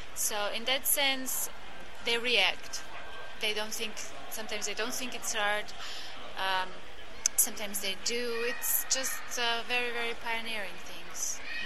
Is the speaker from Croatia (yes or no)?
yes; Croatia; moved away as an adult; also born or lived in United States; I'm originally from Croatia